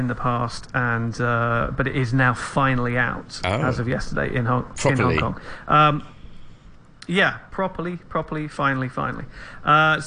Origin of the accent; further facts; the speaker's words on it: England, United Kingdom; I'm an Englishman